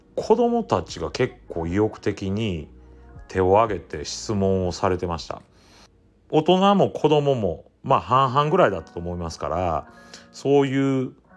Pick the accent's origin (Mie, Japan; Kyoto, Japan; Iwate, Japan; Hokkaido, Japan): Mie, Japan; Ise; 私が住んでる伊勢市の小畑町